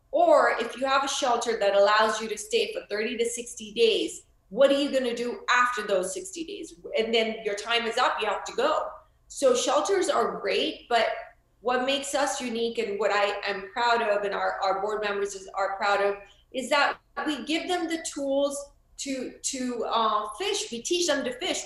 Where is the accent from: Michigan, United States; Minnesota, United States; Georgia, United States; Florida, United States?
Florida, United States; moved away; also born or lived in India; I'm from Florida